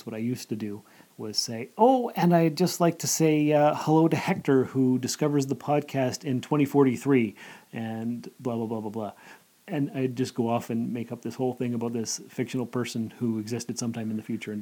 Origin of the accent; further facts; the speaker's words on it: Sault Ste. Marie, Ontario, Canada; moved away as an adult; also born or lived in North Bay; now in Timmins, Canada; I was born and raised in Sault Ste. Marie